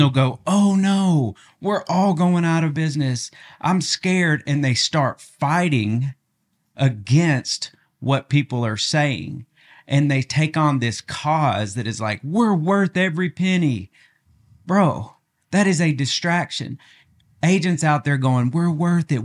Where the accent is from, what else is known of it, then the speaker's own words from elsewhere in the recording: Augusta, Arkansas, United States; now in Northwest Arkansas, United States; I'm from Augusta. It's just like a little farm town